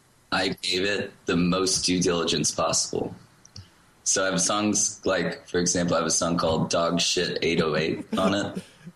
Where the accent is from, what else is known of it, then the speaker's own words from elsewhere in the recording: Austin, Texas, United States; also born or lived in California; I grew up actually in Austin.